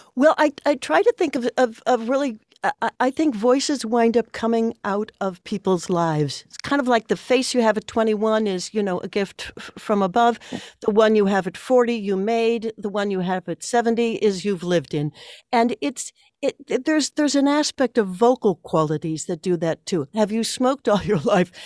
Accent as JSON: {"language": "English", "town": "Chicago", "region": "Illinois", "country": "United States", "tie": "born or raised there", "said": "I come from a, a, an Irish-German family, uh, from Chicago. I'm a seventh generation Chicagoan"}